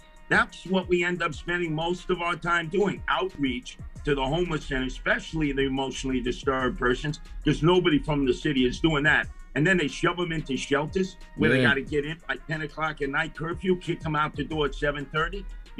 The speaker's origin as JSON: {"language": "English", "town": "New York City", "region": "New York", "country": "United States", "tie": "born or raised there", "said": "That's where I spent a whole bunch of years while I was growing up in Canarsie, up in Fordham and Webster"}